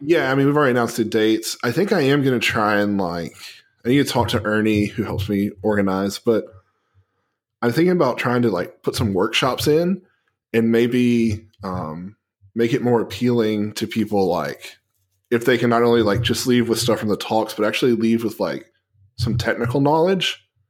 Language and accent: English; Tennessee, United States; my home state